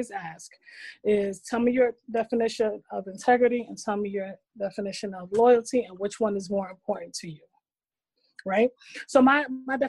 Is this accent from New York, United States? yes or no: yes; New York City, New York, United States; moved away; I'm from Brooklyn